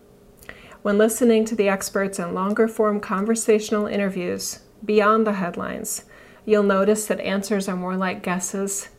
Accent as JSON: {"language": "English", "country": "United States", "said": "As an American"}